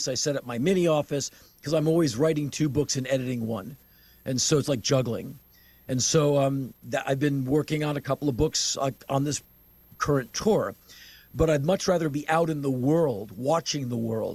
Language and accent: English; United States; my outlook as an American